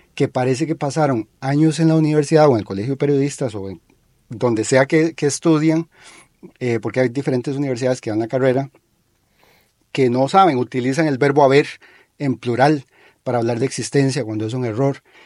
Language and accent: Spanish; Costa Rica; nosotros, como costarricenses